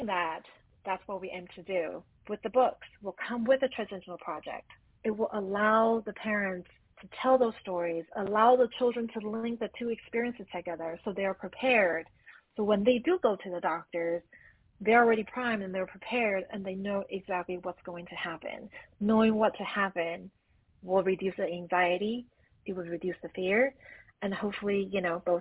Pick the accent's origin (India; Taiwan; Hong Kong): Taiwan; now in Los Angeles, United States; I grew up in Taiwan all the way in Asia